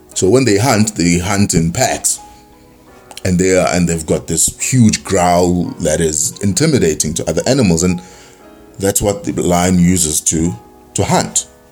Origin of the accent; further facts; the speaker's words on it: South Africa; being South African and you know being born here